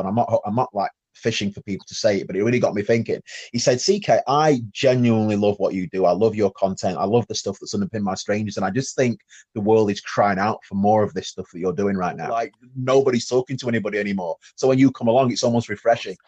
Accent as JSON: {"language": "English", "town": "Sheffield", "region": "Yorkshire and the Humber", "country": "United Kingdom", "said": "I am from Sheffield"}